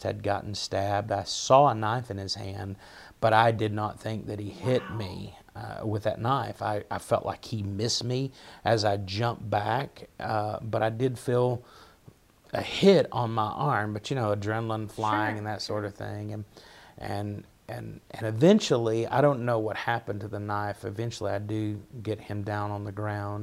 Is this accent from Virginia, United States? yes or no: yes; Dante, Virginia, United States; accent: Appalachian; also born or lived in Washington County, Virginia; I'm from Russell County, Virginia, which is probably closer to Kentucky. I grew up there.